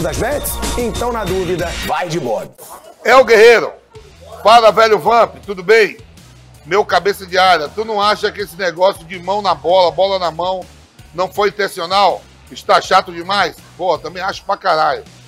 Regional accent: Bahia, Brazil; Salvador, sou baiano

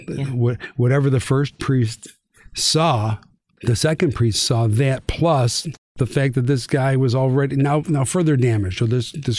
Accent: Niagara Falls, New York, United States; As a kid, I grew up in Niagara Falls, New York.

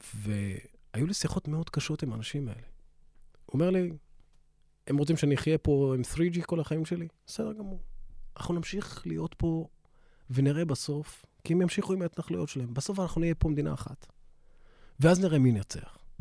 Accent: Israel; אני עוד ערבי, הפלסטיני, אזרח מדינת ישראל

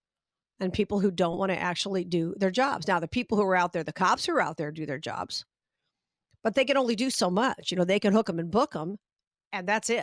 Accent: Las Vegas, Nevada, United States; I'm from Vegas

